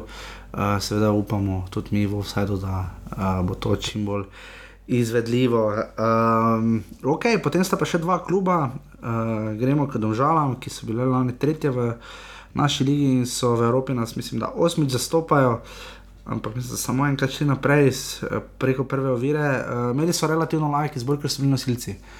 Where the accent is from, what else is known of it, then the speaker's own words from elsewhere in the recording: Maribor, Slovenia; smo pač iz Maribora